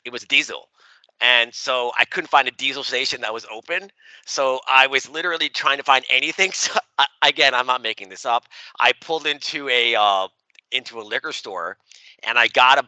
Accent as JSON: {"language": "English", "town": "Baltimore", "region": "Maryland", "country": "United States", "said": "I'm from Baltimore"}